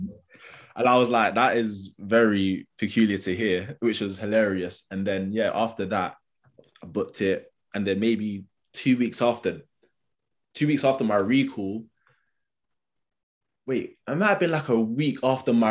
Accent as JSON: {"language": "English", "region": "London", "country": "United Kingdom", "tie": "born or raised there", "accent": "London", "said": "I've got a London accent, growing up in London"}